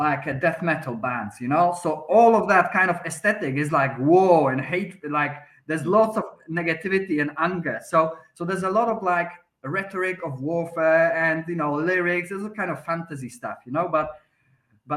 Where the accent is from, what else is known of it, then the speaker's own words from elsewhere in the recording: Poland; English is a second language; moved away as an adult; also born or lived in London, United Kingdom; now in Malta; I'm Polish myself. I was born in Poland, but then I, after leaving, you know, I was 23, I think, I moved to the UK.